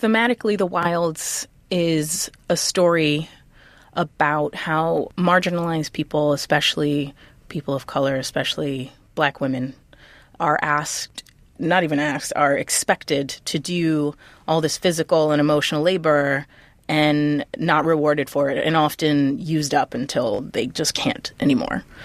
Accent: New York City, New York, United States; I grew up in the Lower East Side during the eighties and nineties

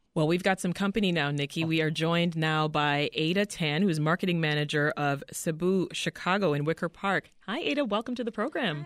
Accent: Jamaica; I'm from Jamaica specifically

